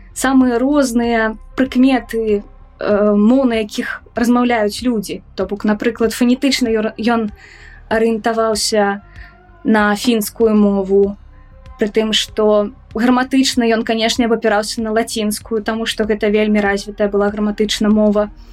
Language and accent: Belarusian; Minsk, Belarus; я мінчанка у другім цэлым пакаленні